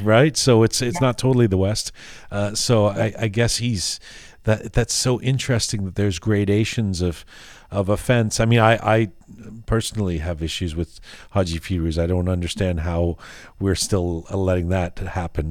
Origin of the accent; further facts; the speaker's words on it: Canada; I'm actually from Canada